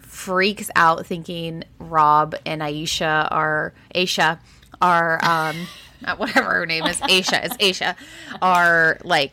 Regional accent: California, United States; as a Californian that lives in San Francisco

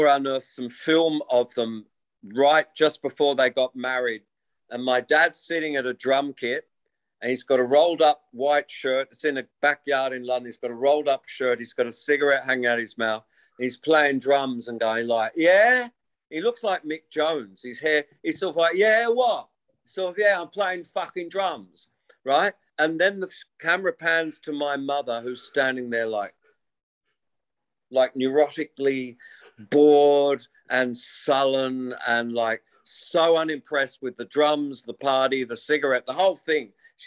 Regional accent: Wollongong, New South Wales, Australia; born or raised there

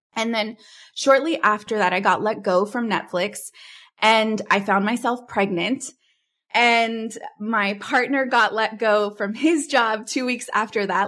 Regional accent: California, United States; moved away; also born or lived in Dallas, Texas; I'm originally from California

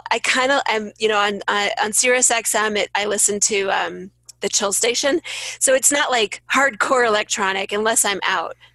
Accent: St. Louis, Missouri, United States; St. Louis.

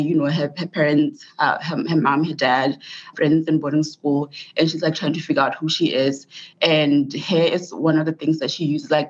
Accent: Botswana; moved away as an adult; also born or lived in Mississippi, United States; now in United States; I'm from Botswana, and so I did my undergrad education in Botswana. I did all of my education in Botswana.

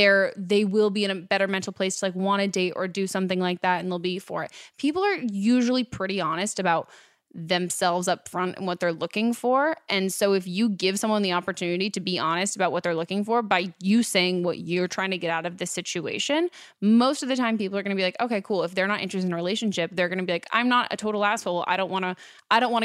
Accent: near San Francisco, California, United States; I grew up near San Francisco

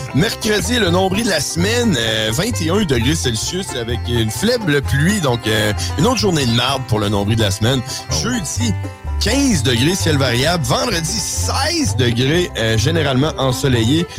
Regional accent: Neuville, Quebec, Canada; j'habite, j'habite à, je viens de Neuville

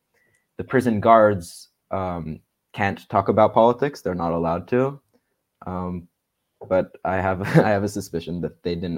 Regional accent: Tel Aviv, Tel Aviv District, Israel; growing up in Israel, even in the liberal Tel Aviv

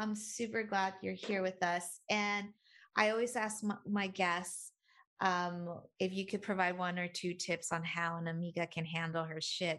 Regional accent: Mexico; they would never even think I was Mexican.

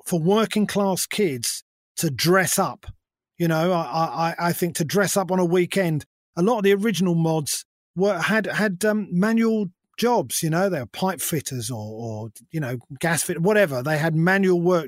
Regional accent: London, United Kingdom; I've always been a London boy. I grew up in London.

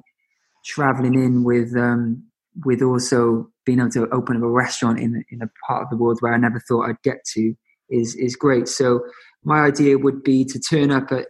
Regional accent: Cardiff, Wales, United Kingdom; now in London, United Kingdom; Cardiff will always be my home

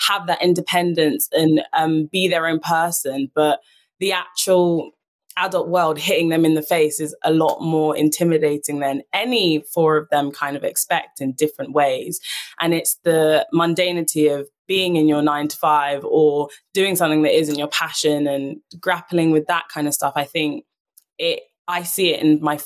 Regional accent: London, United Kingdom; I was born and raised in London.

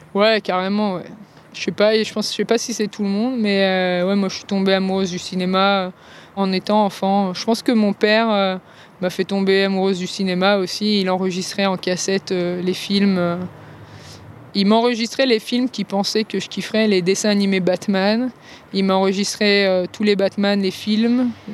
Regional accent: Cannes, Provence-Alpes-Côte d'Azur, France; moved away; je reviens en France et à Cannes notamment pour des raisons de santé

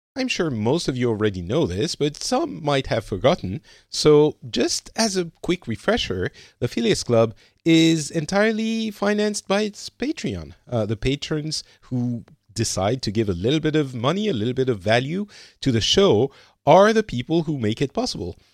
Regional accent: France; now in Finland; i'm currently living in finland but I'm originally from France

